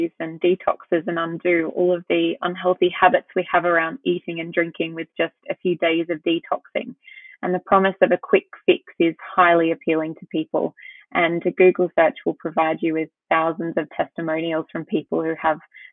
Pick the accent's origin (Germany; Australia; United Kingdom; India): Australia; also born or lived in Brisbane, Australia; as you can tell by my accent, and as you've just mentioned, I'm from Australia.